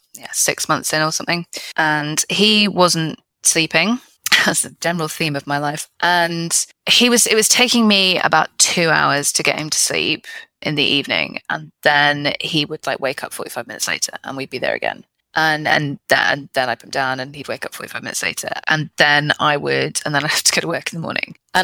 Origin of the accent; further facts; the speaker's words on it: United Kingdom; I'm British